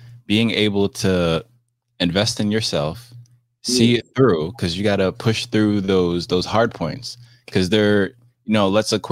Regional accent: New Jersey, United States; also born or lived in Miami; I'm from New Jersey

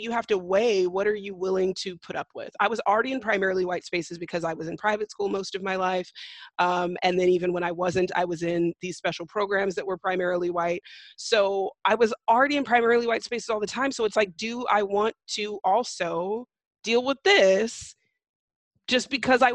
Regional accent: California, United States; I'm from California, which is, of course, a blue state

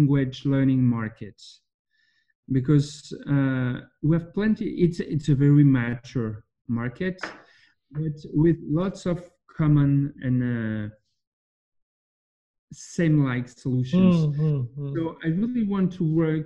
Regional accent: France; I'm from France

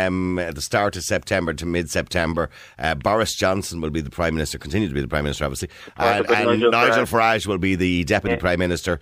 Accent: Ireland; I am absolutely Irish, but at the end of the day, I'm looking after the Irish interests

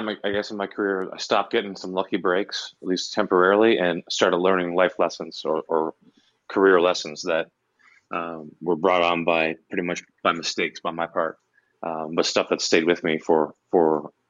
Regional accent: Canada; It was even harder to break in to anything in the U.S. as a Canadian, and the Canadian jobs were, were few and far between.

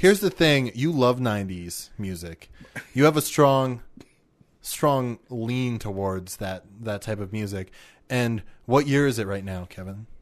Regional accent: Canada; we're Canadian

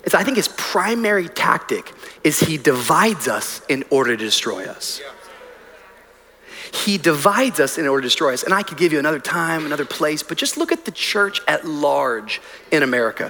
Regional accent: Miami, Florida, United States; I'm from Miami

